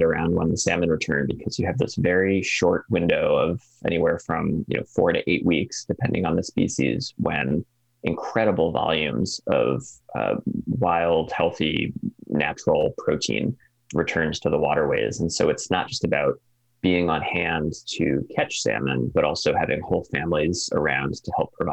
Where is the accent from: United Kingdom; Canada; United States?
United States; East Coast, near the Connecticut River, New England; now in Alaska, United States; I'm from the East Coast